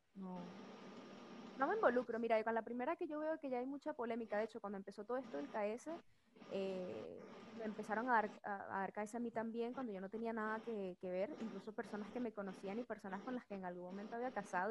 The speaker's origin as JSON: {"language": "Spanish", "town": "Caracas", "region": "Capital District", "country": "Venezuela", "said": "soy era de Caracas, soy de Caracas"}